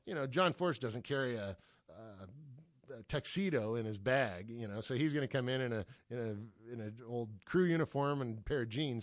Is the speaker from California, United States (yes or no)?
yes; Los Angeles, California, United States; I grew up here in Los Angeles area